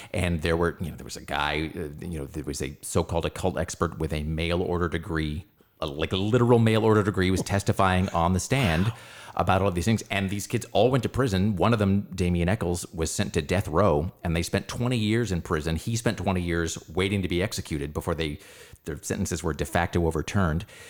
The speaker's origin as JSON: {"language": "English", "town": "Los Angeles", "region": "California", "country": "United States", "tie": "born or raised there", "said": "my hometown, into into Los Angeles"}